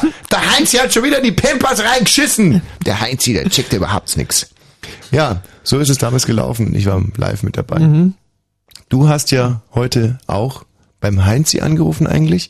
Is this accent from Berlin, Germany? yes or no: yes; Berlin, Germany; wir Berliner